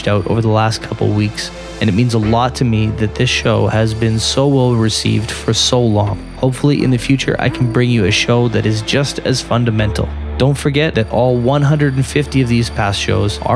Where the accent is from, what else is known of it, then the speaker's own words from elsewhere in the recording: Canada; here in my home country of Canada